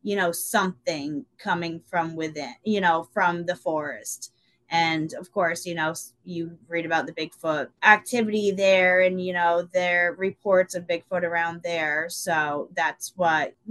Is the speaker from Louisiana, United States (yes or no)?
no; Burlington, Vermont, United States; I was born in Burlington. I grew up in Burlington until I was about 15.